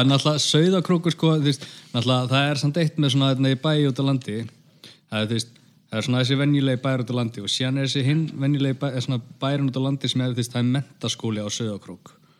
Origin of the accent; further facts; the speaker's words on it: Grindavík, Southern Peninsula, Iceland; minn heimabæ